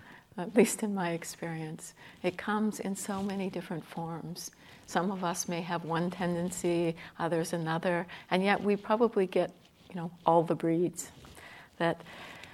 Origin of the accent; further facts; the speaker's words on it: Canada; I'm Canadian